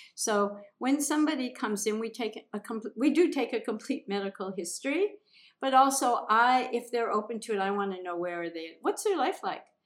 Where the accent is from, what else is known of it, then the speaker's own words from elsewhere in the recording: Minnesota, United States; also born or lived in The Hamptons, New York; now in Bali, Indonesia; I came here from living in the Hamptons, but I grew up in Minnesota.